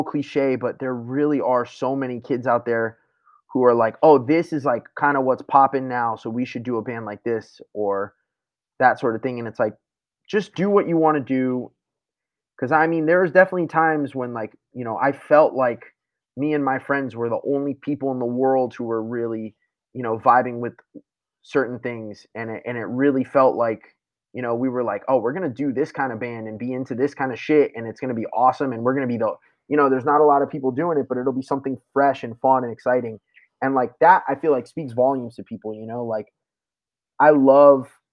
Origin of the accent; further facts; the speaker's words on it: South Florida, United States; moved away as an adult; also born or lived in Tampa, Florida; now in Philadelphia, United States; I'd lived in South Florida for my whole life besides moving to Tampa for school for a couple of years